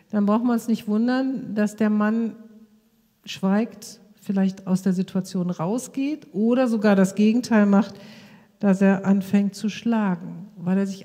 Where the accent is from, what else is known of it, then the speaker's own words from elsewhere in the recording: Krefeld, North Rhine-Westphalia, Germany; über die ganze Straßenprostitution bei uns in unserer Stadt Krefeld, wo ich herkomme.